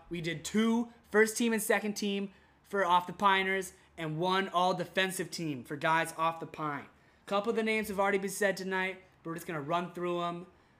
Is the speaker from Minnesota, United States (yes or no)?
yes; Minnesota, United States; we're all from Minnesota.